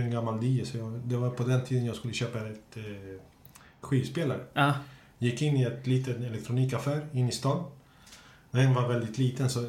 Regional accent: Kista, Stockholm County, Sweden; jag är från Kista, gängen i Kista

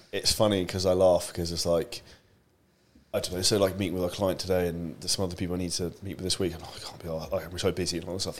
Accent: United Kingdom; I'm obviously British

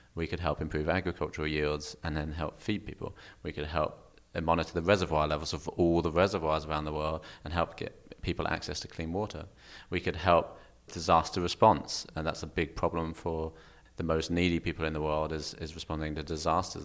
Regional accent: Kent, South East England, United Kingdom; Kent, just south of London

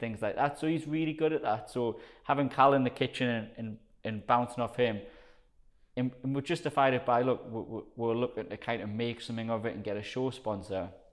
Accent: South Shields, North East England, United Kingdom; accent: Geordie; like a strong Geordie accent. Um, so I'm from South Shields, which is in between Newcastle and Sunderland.

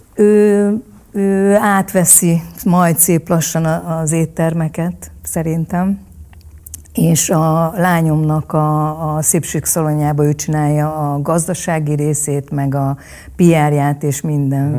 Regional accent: Hungary; also born or lived in Vietnam / Munich, Germany / Vienna, Austria; Ez csak Magyarországhoz köt

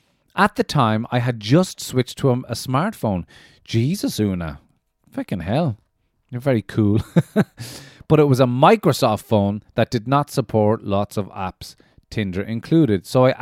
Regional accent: Ireland; the first person outside of Ireland I'd ever spoken to that had actually been to my hometown in Ireland.

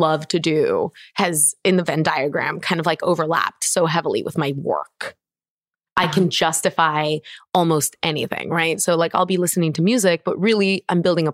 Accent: Barcelona, Catalonia, Spain; now in Los Angeles, United States; I'm born and raised in Barcelona

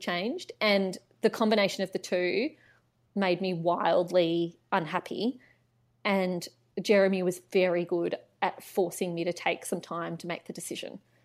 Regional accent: Canberra, Australian Capital Territory, Australia; I grew up in Canberra, so I am a Canberra local.

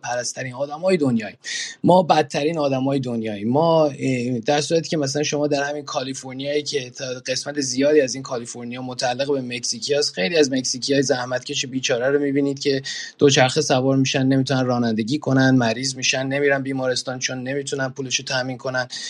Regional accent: Iran; به عنوان کسی که در ایران بزرگ شدم

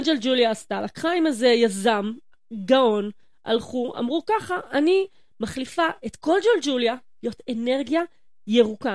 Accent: Yehud, Central District, Israel; moved away as an adult; also born or lived in Jerusalem; ואני כולה ביהוד

